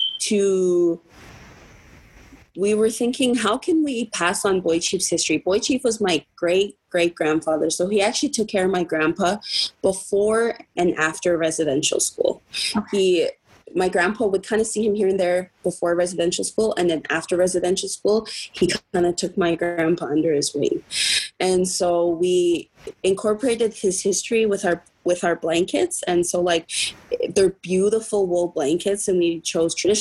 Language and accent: English; Siksika, Alberta, Canada; I'm from Siksika. I'm half Blackfoot and half Cree